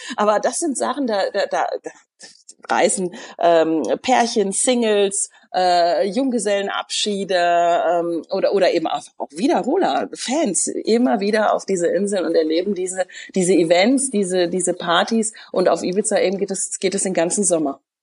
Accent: near Cologne, North Rhine-Westphalia, Germany; also born or lived in Frankfurt; bin auch in der Nähe von Köln groß geworden, sodass ich schon als Kind die Lieder gehört habe

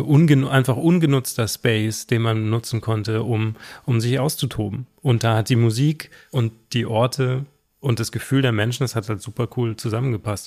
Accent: Southern Germany, Germany; ich komme aus Süddeutschland

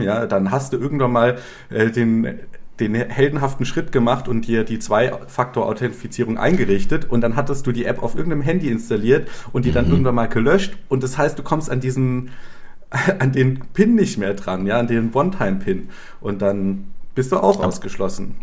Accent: Germany; moved away as an adult; also born or lived in Ukraine; als Deutscher

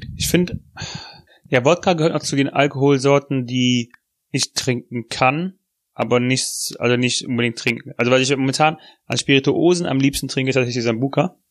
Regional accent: Germany; Als Deutscher

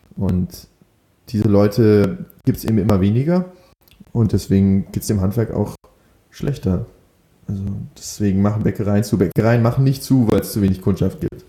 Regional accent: Berlin, Germany; moved away as an adult; also born or lived in Amsterdam; einen Ausbildungsplatz in Berlin gesucht, meine Heimatstadt

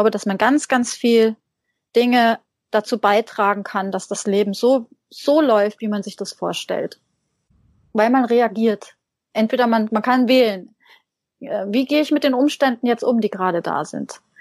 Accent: Hesse, Germany; ich bin in einem kleinen, sehr kleinen Dorf aufgewachsen in Hessen.

